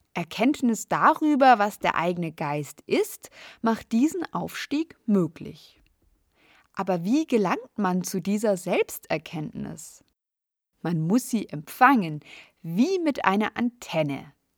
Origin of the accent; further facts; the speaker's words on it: Munich, Bavaria, Germany; In meiner Heimatstadt München